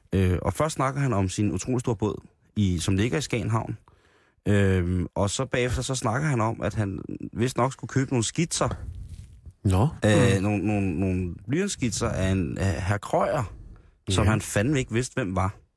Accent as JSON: {"language": "Danish", "town": "Roskilde", "region": "Zealand", "country": "Denmark", "said": "jeg er barn af provinsen, jeg er fra Roskilde"}